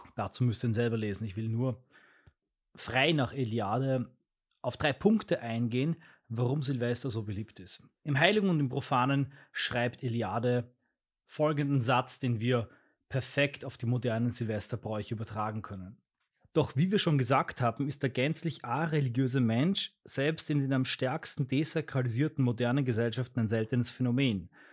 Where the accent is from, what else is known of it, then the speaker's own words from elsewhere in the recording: Austria; Bei uns in Österreich gehört das dazu, oder zumindest bei uns in unserer Familie, in dem Bereich von Österreich